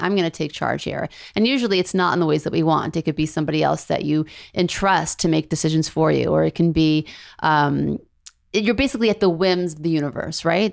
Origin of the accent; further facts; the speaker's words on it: Beverly Hills, California, United States; also born or lived in New Orleans, Louisiana; when I was eight and I moved from New Orleans, Louisiana to Los Angeles, Beverly Hills